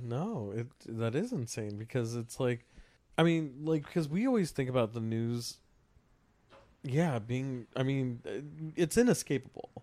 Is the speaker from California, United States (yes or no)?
yes; California, United States; I grew up in California